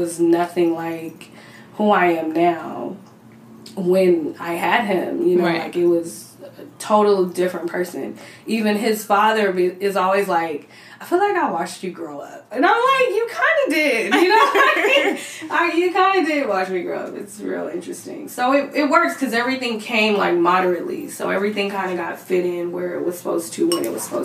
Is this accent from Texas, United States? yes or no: no; Cerritos, California, United States; also born or lived in Los Angeles area; I'm from Cerritos, but I've been everywhere in the LA area